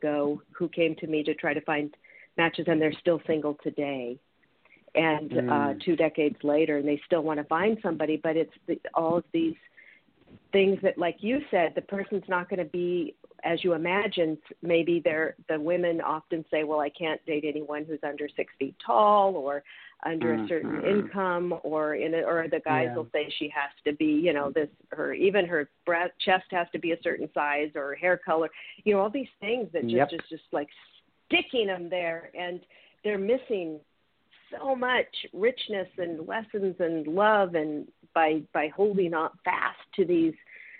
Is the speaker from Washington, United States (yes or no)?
yes; Seattle, Washington, United States; I'm from Seattle and I go up every 8 weeks.